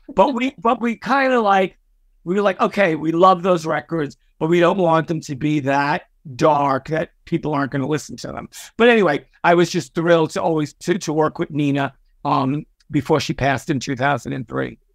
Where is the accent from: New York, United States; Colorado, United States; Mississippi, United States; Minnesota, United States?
New York, United States; New York City; I was a young, a, uh, a uh, gay Puerto Rican kid and growing up in Brooklyn.